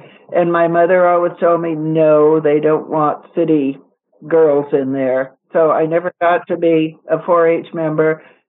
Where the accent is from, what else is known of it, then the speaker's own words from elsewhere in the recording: Oakland, California, United States; I am very, very lucky to have married a farmer and live in the country. I was raised in Oakland, California. I was a city girl. I always say I was accidentally born. I was a country girl who was accidentally born in the city.